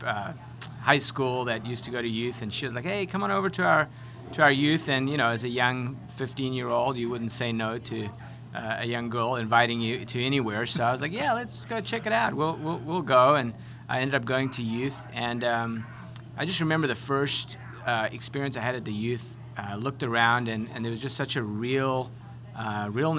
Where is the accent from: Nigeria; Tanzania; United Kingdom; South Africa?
South Africa; moved away as an adult; also born or lived in Connecticut; now in United States; a South African young lad who didn't have any degree or experience